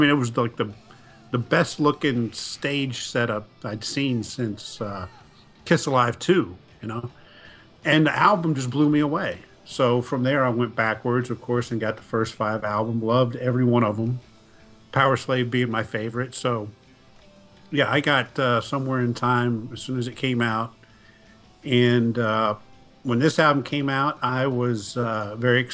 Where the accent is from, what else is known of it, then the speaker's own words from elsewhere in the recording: Virginia, United States; I grew up in Virginia